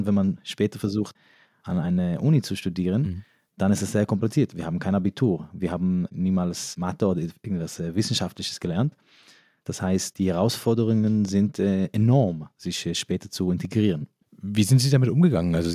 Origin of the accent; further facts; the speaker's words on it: New York, United States; first language Yiddish; German is a second language; Also ich bin in New York aufgewachsen. Englisch war aber erst meine dritte oder vierte Sprache. Mhm. Das heißt, ich habe erst Jiddisch gesprochen und dann Hebräisch und dann Aramäisch und erst dann Englisch.